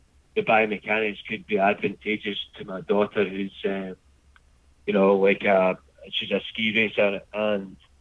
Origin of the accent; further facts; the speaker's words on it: Scotland, United Kingdom; moved away as an adult; now in Australia; growing up in Scotland in the 70s and 80s